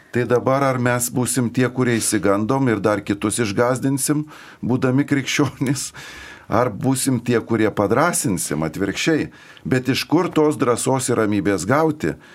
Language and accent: Lithuanian; Lithuania; mes kaip lietuviai